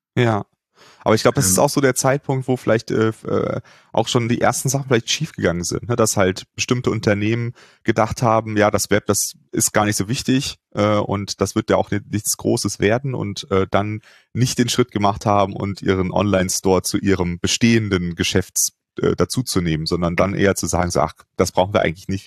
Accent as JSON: {"language": "German", "town": "Cologne", "region": "North Rhine-Westphalia", "country": "Germany", "tie": "born or raised there", "said": "Ich bin ja in Köln äh, groß geworden"}